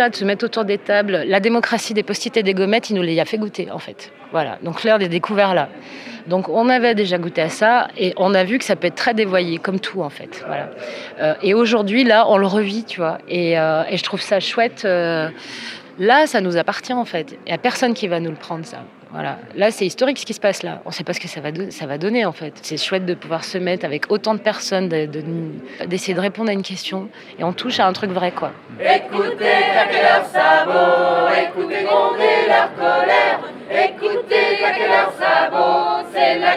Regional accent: Grenoble, Auvergne-Rhône-Alpes, France; Moi, je viens de Grenoble.

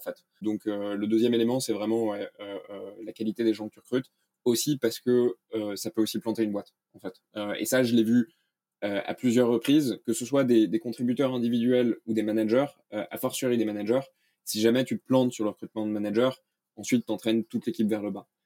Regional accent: France; moved away as an adult; also born or lived in Denmark / United States; je suis né en France, j'ai vécu au Danemark

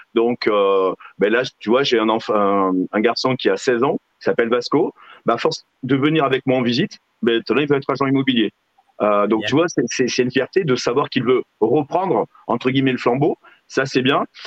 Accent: Figeac, Occitania, France; je viens de Figeac

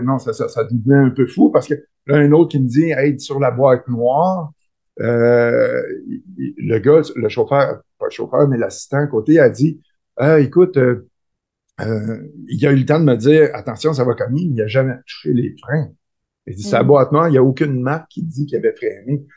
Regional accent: Rivière-du-Loup, Quebec, Canada; je suis un petit gars de Rivière-du-Loup, du bas du fleuve. je suis né là. J'ai fait mes études.

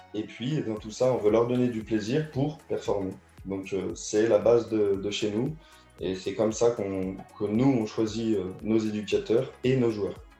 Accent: Auvergne-Rhône-Alpes, France; moved away as an adult; also born or lived in Caluire-et-Cuire / Neuville-sur-Saône / Rodez; Je suis du Rhône au départ

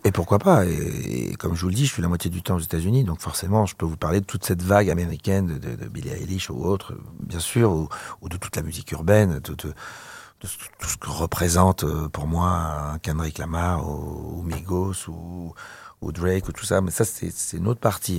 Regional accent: Paris region, Île-de-France, France; also born or lived in Algeria / Provence; J'ai planté ma tente euh, dans la région parisienne

